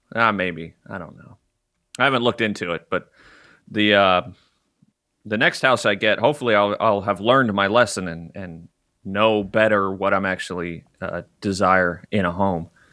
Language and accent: English; Arkansas, United States; moved away; I grew up in Arkansas